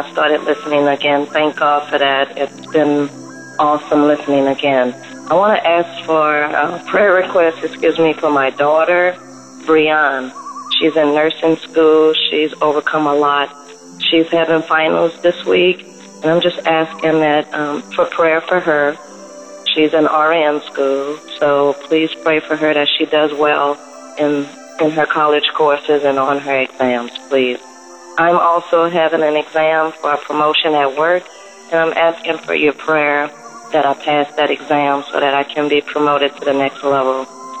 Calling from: Louisiana, United States; I'm calling from Louisiana.

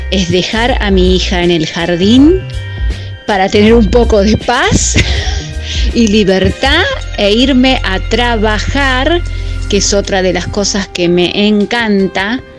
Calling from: Mar del Plata, Buenos Aires Province, Argentina; de Mar del Plata

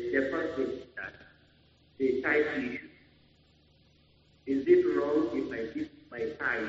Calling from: Bauchi, Nigeria; I'm calling from Bauchi.

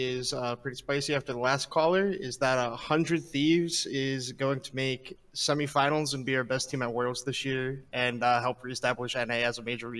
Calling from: New Jersey, United States; I'm calling from New Jersey.

